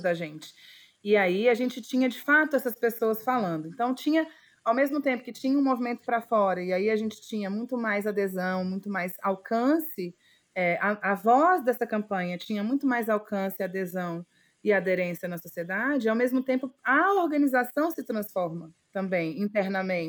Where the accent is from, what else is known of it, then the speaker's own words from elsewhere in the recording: Alexânia, Goiás, Brazil; also born or lived in Brasília; eu atualmente falo com vocês de um povoado de cerca de 3 mil habitantes, que é onde eu basicamente passei boa parte da minha infância e da minha adolescência